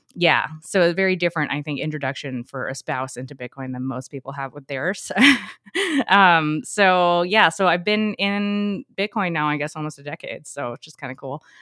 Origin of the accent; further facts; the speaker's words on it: New York, United States; moved away as an adult; I'm originally from New York, but my parents, because we moved down here